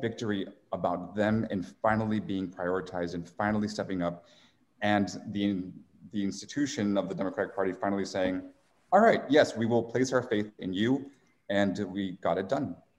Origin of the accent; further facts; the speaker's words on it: San Diego, California, United States; moved away as an adult; also born or lived in Tijuana, Mexico / Washington, District of Columbia, United States / New York / Mexico City; now in Arizona, United States; grew up in San Diego, then went to school in DC, uh, worked in finance in New York for eight years